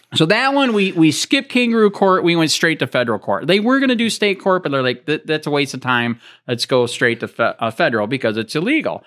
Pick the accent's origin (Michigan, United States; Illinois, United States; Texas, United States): Michigan, United States; now in Florida, United States; I'm from Michigan